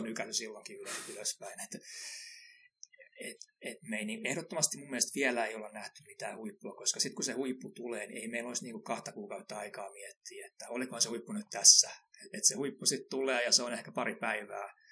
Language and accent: Finnish; Finland; kun mä oon Suomesta, niin mä, mä tykkään käydä saunassa